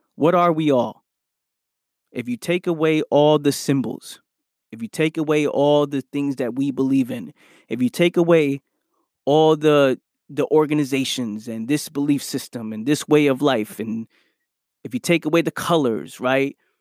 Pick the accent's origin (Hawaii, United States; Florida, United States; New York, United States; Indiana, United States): New York, United States; New York City; I'm from the Bronx, New York